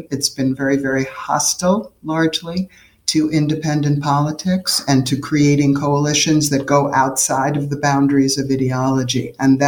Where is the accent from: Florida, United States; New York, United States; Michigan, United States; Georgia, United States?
New York, United States; New York City; I grew up in New York City